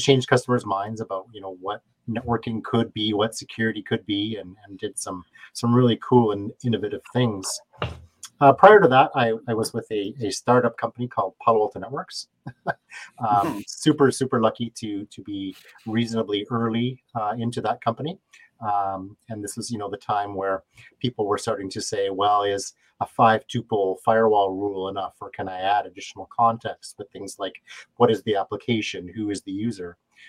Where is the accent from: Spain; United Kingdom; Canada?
Canada; I'm from Canada, so I may throw in a few funny words like A from time to time